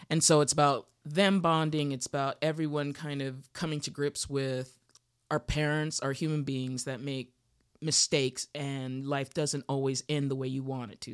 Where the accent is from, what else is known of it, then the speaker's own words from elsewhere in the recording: Utah, United States; now in Los Angeles, United States; I grew up in Utah